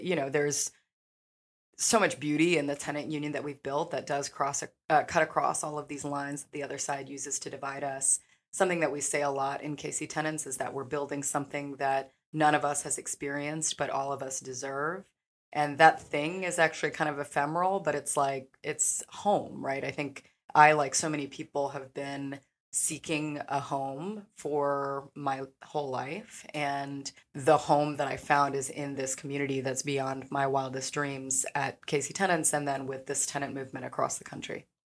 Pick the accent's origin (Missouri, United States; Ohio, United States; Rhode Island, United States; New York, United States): Missouri, United States; Kansas City; So I came back home to do thesis research my senior year on evictions in Kansas City.